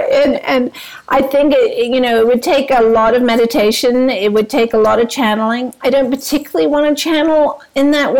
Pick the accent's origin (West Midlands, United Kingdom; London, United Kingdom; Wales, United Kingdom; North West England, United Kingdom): London, United Kingdom; I grew up in London